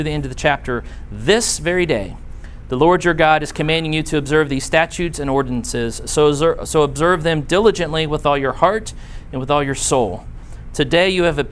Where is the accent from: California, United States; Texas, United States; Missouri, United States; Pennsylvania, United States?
Missouri, United States; Blue Springs; moved away; when I was in first grade growing up in Blue Springs, Missouri, which is outside of Kansas City